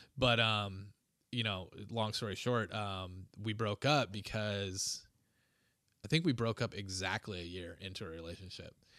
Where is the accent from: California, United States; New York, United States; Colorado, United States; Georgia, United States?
California, United States; Huntington Beach; I grew up in, uh, Huntington Beach, California